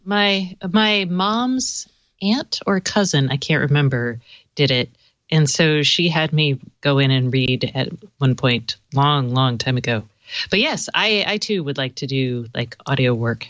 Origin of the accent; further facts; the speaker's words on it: the South, United States; I'm from the South